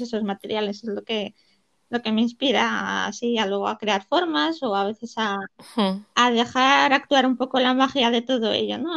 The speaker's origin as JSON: {"language": "Spanish", "country": "Poland", "tie": "born or raised there", "moved": "yes", "lives_now": "Gijón, Spain", "said": "yo nací en Polonia"}